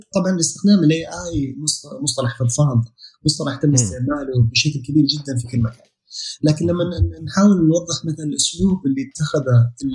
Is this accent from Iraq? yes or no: no; Saudi Arabia; عندنا في السعوديه